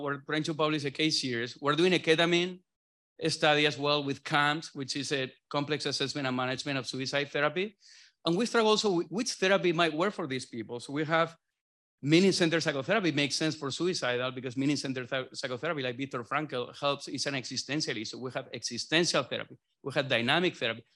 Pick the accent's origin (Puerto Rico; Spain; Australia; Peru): Spain; southern Spain; moved away as an adult; now in Boston, United States; I'm from South Spain